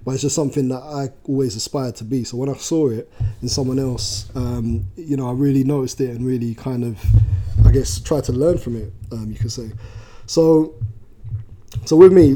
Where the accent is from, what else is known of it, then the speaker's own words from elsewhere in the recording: London, United Kingdom; I'm from South London originally